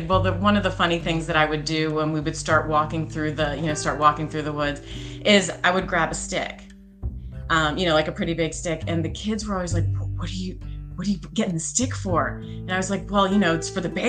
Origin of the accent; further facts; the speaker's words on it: Pennsylvania, United States; I grew up in Pennsylvania